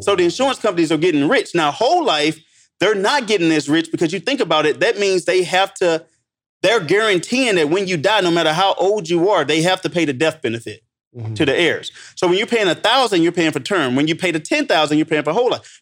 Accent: St. Louis, Missouri, United States; I'm from Saint Louis

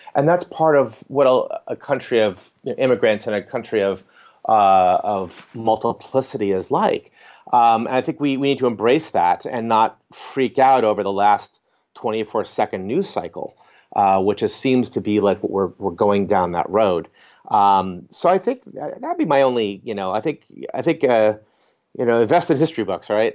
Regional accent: Northeast America, United States; I grew up in Northeast America

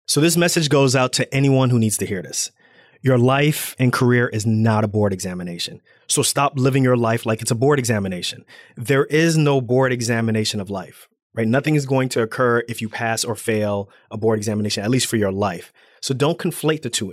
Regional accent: Irvington, New Jersey, United States; I'm African American. I'm from Irvington, New Jersey

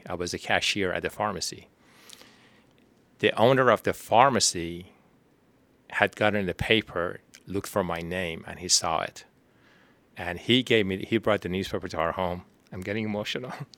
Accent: Tehran, Tehran Province, Iran; moved away as an adult; now in Houston, United States; I was born in Tehran, Iran.

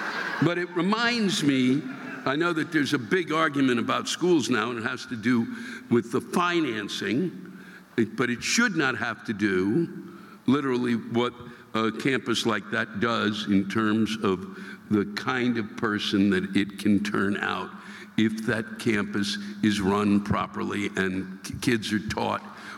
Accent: Brooklyn, New York, United States; Well, wait, I'm from Brooklyn. What the fuck do I know?

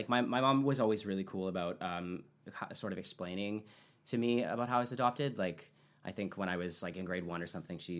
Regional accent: Fort McMurray, Alberta, Canada; I actually grew up in Fort McMurray, Alberta, so it's not far from where my hometown is

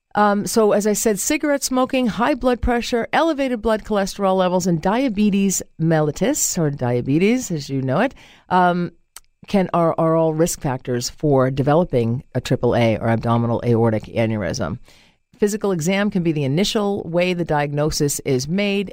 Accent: Boston, Massachusetts, United States; accent: Boston; My Boston accent

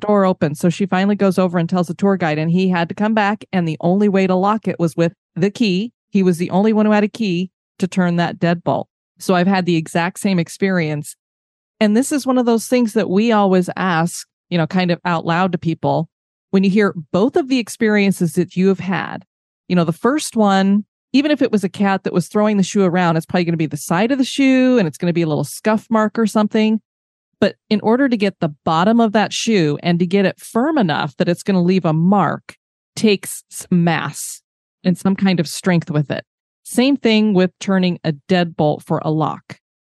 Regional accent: Colorado, United States; I grew up in Colorado

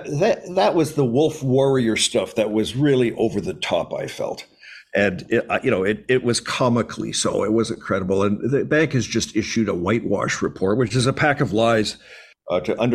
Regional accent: Canada; as a Canadian, as the senior Canadian at the bank

